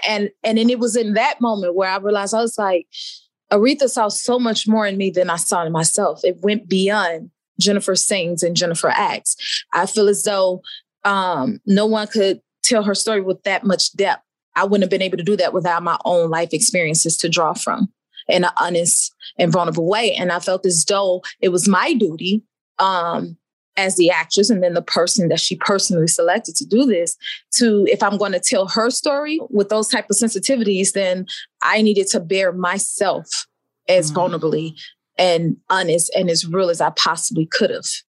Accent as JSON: {"language": "English", "town": "Oakland", "region": "California", "country": "United States", "tie": "born or raised there", "said": "I was born in Oakland, California"}